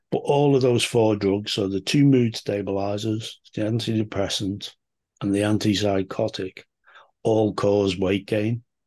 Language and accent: English; Liverpool, North West England, United Kingdom; I'm from Liverpool in the U K